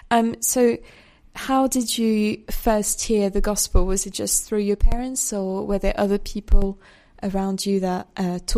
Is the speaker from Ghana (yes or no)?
no; India; moved away as an adult; I'm from India.